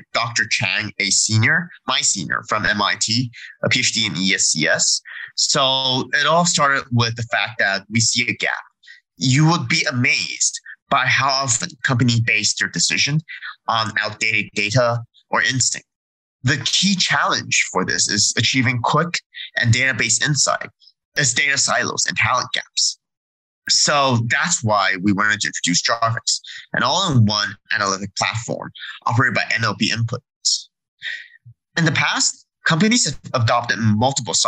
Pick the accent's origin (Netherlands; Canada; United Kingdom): Canada; I'm actually Canadian